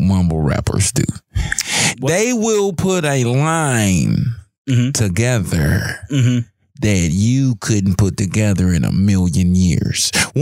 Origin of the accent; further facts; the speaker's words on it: Memphis, Tennessee, United States; I'm from the Memphis area, which is facts. My adulthood is Memphis.